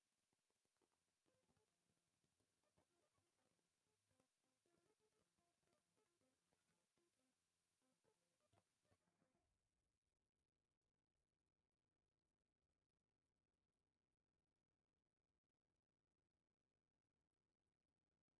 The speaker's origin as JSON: {"language": "English", "country": "Jamaica", "moved": "yes", "said": "I'm from Jamaica"}